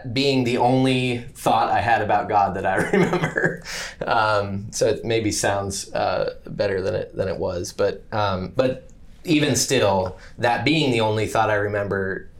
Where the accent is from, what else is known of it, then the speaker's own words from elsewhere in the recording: Athens, Ohio, United States; born there; So, I was born in Athens, Ohio, to go all the way back to the beginning.